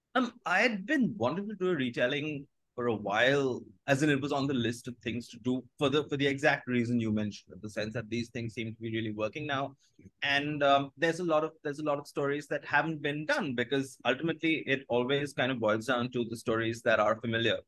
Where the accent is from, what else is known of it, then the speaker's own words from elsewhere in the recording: India; first language Bengali; English is a second language; growing up in Bengali